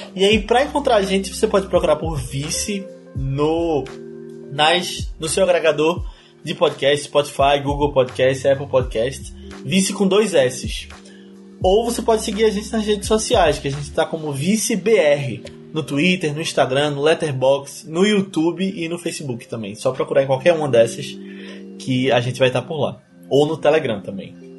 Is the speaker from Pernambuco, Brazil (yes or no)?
yes; Recife, Pernambuco, Brazil; eu e a Aninha somos de Recife